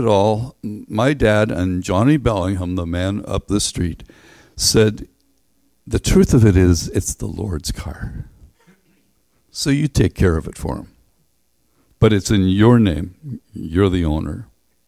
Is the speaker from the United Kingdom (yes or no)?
yes; Northern Ireland, United Kingdom; We grew up in Northern Ireland